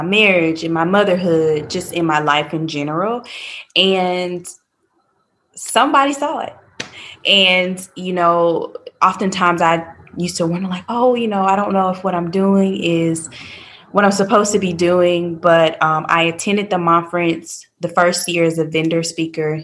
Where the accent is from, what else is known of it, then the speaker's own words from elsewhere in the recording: Little Rock, Arkansas, United States; moved away as an adult; now in Raleigh, United States; I am originally from Little Rock, Arkansas. But about 9 years ago, I moved to Raleigh, and I've been here ever